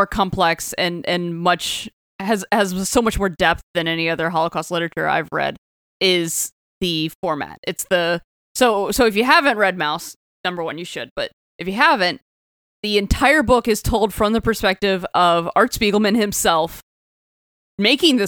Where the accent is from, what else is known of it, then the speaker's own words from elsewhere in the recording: the South, United States; I am from the South and we did not learn this book in curriculum